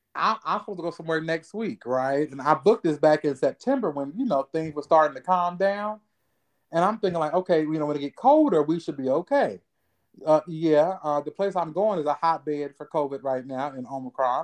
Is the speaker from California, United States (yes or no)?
no; Ohio, United States; moved away; I'm from Ohio